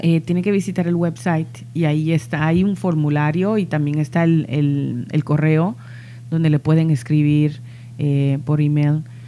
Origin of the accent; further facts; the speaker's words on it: New York City, New York, United States; soy de, Nueva York, soy de Queens